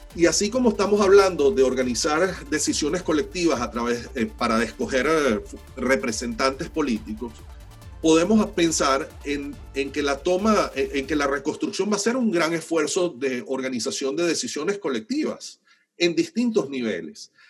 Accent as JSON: {"language": "Spanish", "country": "Venezuela", "said": "los venezolanos vamos a tener que resolver"}